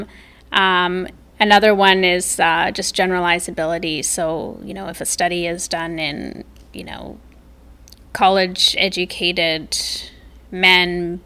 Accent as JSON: {"language": "English", "country": "Canada", "said": "I'm Canadian."}